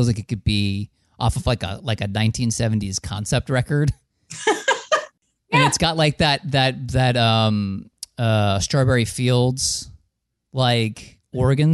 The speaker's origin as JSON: {"language": "English", "region": "New Jersey", "country": "United States", "tie": "born or raised there", "said": "I'm from New Jersey"}